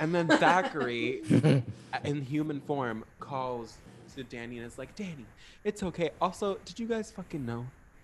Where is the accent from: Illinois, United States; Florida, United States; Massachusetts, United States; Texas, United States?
Florida, United States; we're from Florida